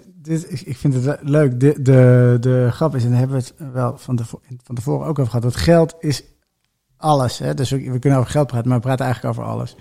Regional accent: Benschop, Utrecht, Netherlands; ik kom uit Benschop

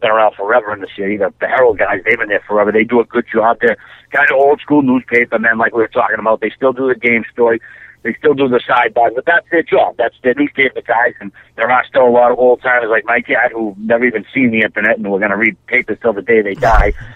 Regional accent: Canada

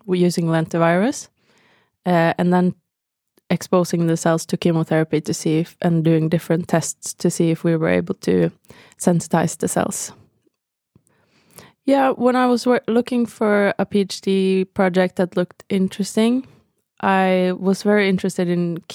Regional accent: Bergen, Vestland, Norway; moved away as an adult; I'm from Bergen on the west coast of Norway.

